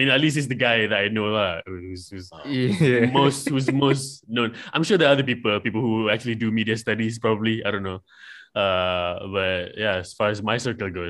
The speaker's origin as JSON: {"language": "English", "country": "Malaysia", "said": "I'm from Malaysia."}